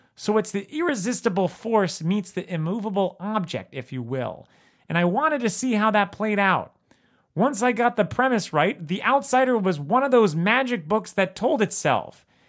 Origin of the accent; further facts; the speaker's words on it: South Florida, United States; I grew up in South Florida